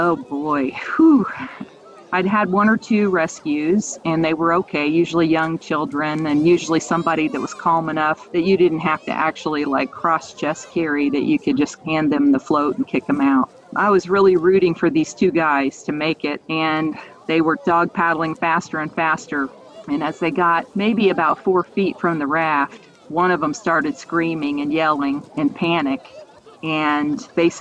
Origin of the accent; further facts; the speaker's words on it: Indianapolis, Indiana, United States; I am originally from Indianapolis, and I grew up in a family where we did a lot of outdoorsy things